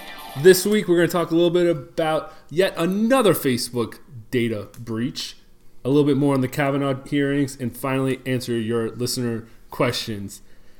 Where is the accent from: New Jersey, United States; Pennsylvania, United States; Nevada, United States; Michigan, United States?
Michigan, United States; Detroit; moved away; I am originally from Detroit.